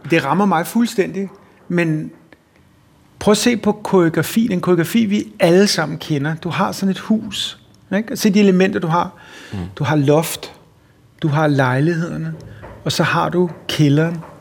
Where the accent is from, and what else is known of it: Copenhagen, Capital Region of Denmark, Denmark; born or raised there